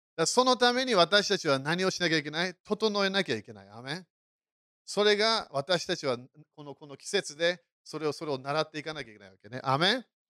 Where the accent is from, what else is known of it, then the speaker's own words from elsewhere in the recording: United Kingdom; moved away; そして私、イギリス人だからね